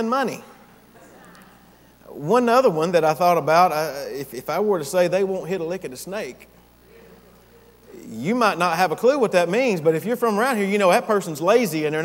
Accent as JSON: {"language": "English", "town": "Gainesville", "region": "Georgia", "country": "United States", "tie": "born or raised there", "also_born_or_lived": "Japan / Diego Garcia / Tennessee / Texas", "moved": "as an adult", "said": "I am a Georgian. I was born here and raised, matter of fact, just right up the road here in Gainesville. I'm from Gainesville"}